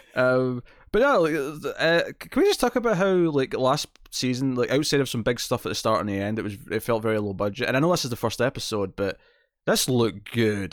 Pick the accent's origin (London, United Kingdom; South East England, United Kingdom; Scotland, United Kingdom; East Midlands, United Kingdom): Scotland, United Kingdom; accent: Scottish; I'm clearly got a very Scottish accent, but I don't have a very strong, specific Scottish dialect